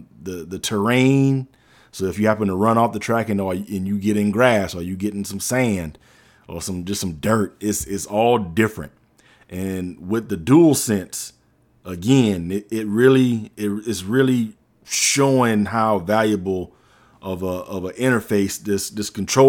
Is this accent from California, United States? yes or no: no; South Carolina, United States; but I'm from the Low Country, y'all know what I'm talking about